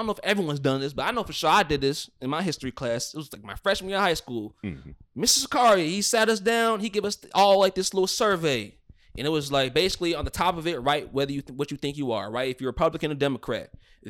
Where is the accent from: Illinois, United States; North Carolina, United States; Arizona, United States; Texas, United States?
Illinois, United States; Romeoville; also born or lived in Georgia; I've been in Romeoville pretty much all my life. I was born in Georgia, but grew up in Romeoville. When I came, most of my block was white.